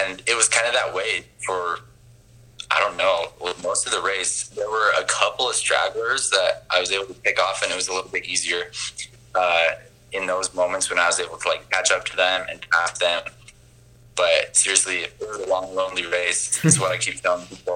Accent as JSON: {"language": "English", "town": "American Fork", "region": "Utah", "country": "United States", "tie": "born or raised there", "said": "I'm originally from Utah. So I grew up in American Fork"}